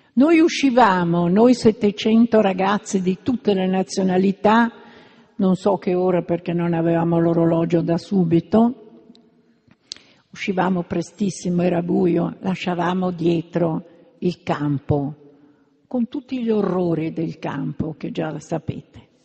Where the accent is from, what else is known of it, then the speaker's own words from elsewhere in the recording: Milan, Lombardy, Italy; io che sono di Milano